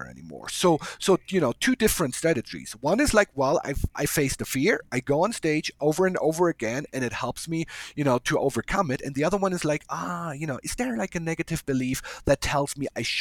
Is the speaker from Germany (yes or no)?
yes; Germany; moved away; I'm from a different culture. I came from Germany